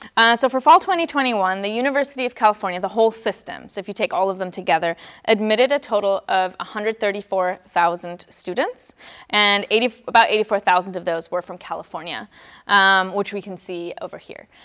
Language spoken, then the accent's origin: English; Germany; moved away; I'm from Germany, born and raised